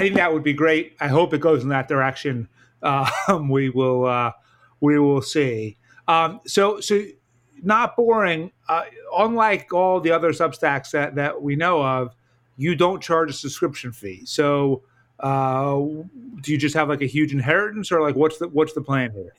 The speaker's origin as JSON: {"language": "English", "town": "New York City", "region": "New York", "country": "United States", "said": "as a New Yorker"}